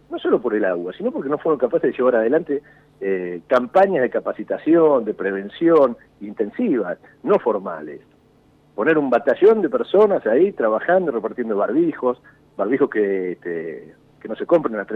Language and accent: Spanish; La Plata, Buenos Aires Province, Argentina; Qué gusto hablar con vos, con una radio ahí de, mi ciudad natal.